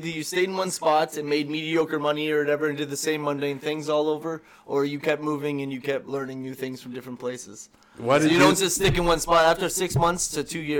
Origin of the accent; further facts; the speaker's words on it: Ontario, Canada; Went there or whatever just because, I came from Ontario, so.